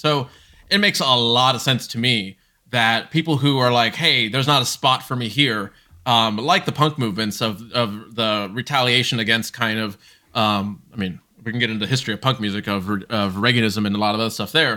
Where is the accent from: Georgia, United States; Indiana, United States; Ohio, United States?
Ohio, United States; Columbus; also born or lived in Brazil; Grew up in specifically Ohio, uh, Columbus, Ohio